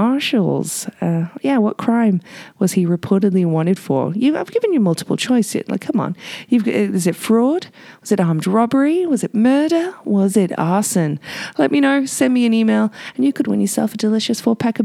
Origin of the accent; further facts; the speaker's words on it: United Kingdom; now in Whistler, Canada; my home country, Britain.